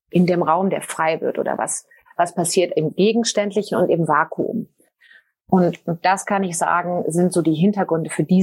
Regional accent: Cologne, North Rhine-Westphalia, Germany; now in Switzerland; Ich bin ursprünglich Deutsche, Kölnerin und lebe aber seit einigen Jahren in der Schweiz.

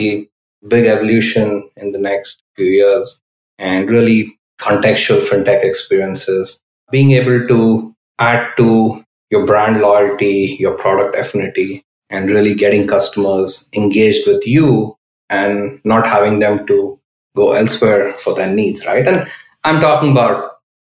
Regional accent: Bangalore, Karnataka, India; moved away as an adult; now in Bay Area, United States; I grew up in India. I spent half my life in India, most of it in Bangalore

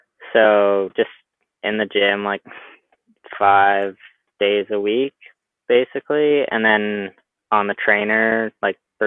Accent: Squamish, British Columbia, Canada; this is just where I've grown up from when I was born

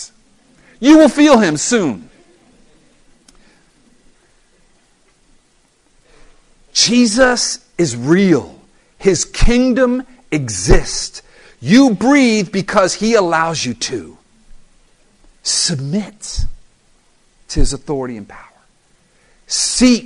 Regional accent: South Florida, United States; I'm from South Florida

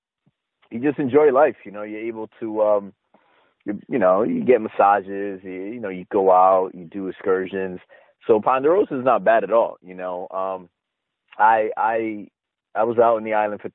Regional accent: East Coast, United States; also born or lived in Connecticut; I'm from the East Coast

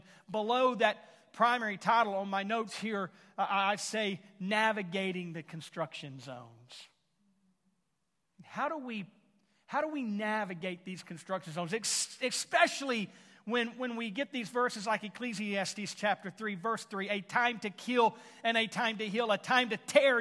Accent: Houston, Texas, United States; now in Tulsa area, United States; I was born and raised in the Houston, Texas area

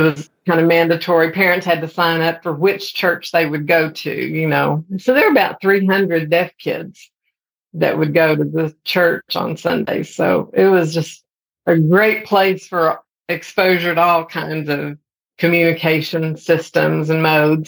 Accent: Amarillo, Texas, United States; moved away as an adult; also born or lived in Austin, Texas / Dallas, Texas / Fort Worth, Texas / Baytown, Texas; now in Oklahoma, United States; when I was growing up in Amarillo

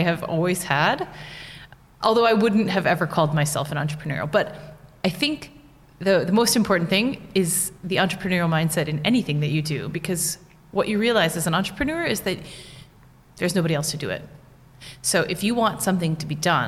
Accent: United States; first language English; moved away as an adult; now in Wrocław, Poland; I'm from the States

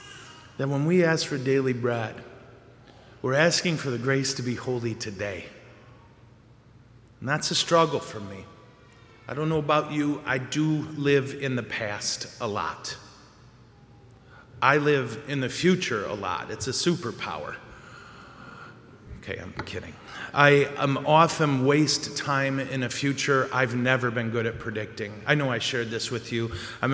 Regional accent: Montrose, Colorado, United States; if I do the math right, and I'm from Montrose, so it's suspect

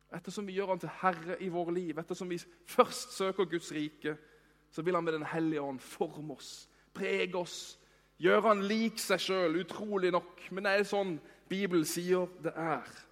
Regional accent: Norway; vi er jo nordmenn

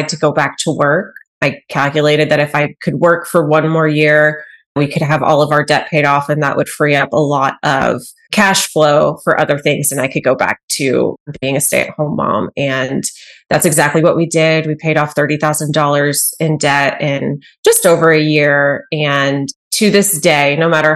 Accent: Cedar Park, Texas, United States; moved away as an adult; now in Arkansas, United States; I'm from Texas, grew up in little town. Well, it's not so little anymore, Cedar Park, near Austin, Texas

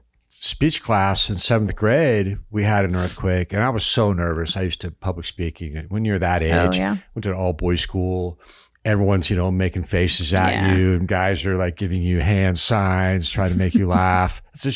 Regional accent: Los Angeles, California, United States; now in Prescott, United States; I'm from LA, baby.

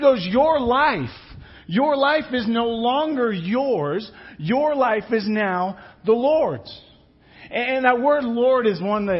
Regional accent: England, United Kingdom; moved away; I grew up in England

